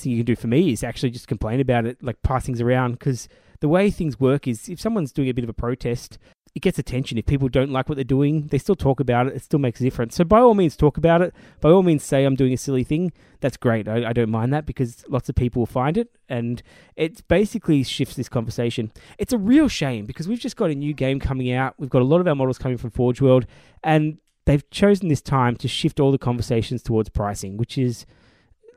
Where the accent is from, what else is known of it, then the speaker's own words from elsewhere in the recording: Australia; we live in Australia, or we are Australian